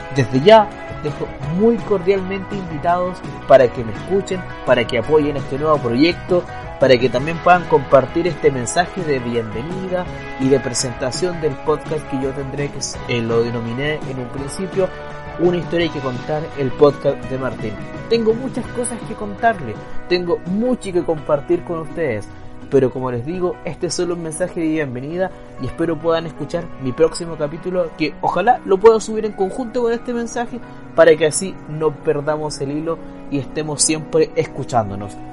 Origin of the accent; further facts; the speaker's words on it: Pocoyán, Araucanía, Chile; moved away; Yo vengo de la región de la Araucanía, de un lugar llamado Pocoyán